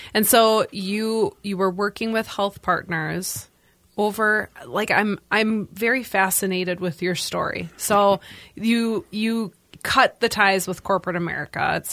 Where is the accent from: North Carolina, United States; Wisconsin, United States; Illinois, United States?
Wisconsin, United States; La Crosse; I'm from La Crosse, Wisconsin